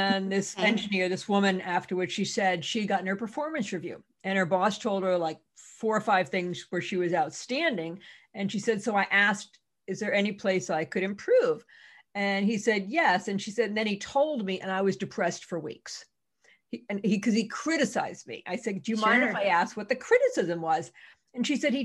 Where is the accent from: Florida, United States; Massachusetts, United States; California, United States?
Massachusetts, United States; I'm from Massachusetts.